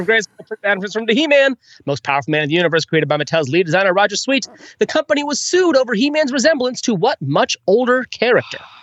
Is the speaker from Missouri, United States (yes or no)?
yes; St. Louis, Missouri, United States; My hometown